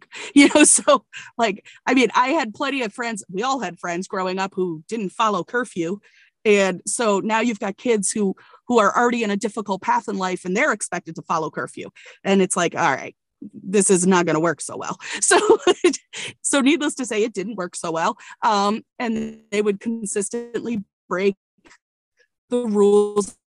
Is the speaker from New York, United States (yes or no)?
no; Connecticut, United States; moved away; also born or lived in Virginia; I grew up in Connecticut as a privileged white girl